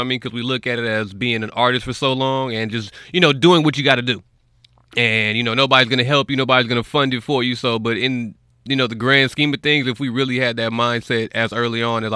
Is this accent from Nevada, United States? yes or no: yes; North Las Vegas, Nevada, United States; I'm from Vegas, North Las Vegas, raised out there